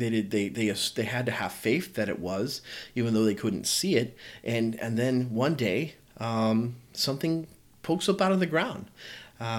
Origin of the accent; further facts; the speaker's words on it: the South, United States; I'm from the South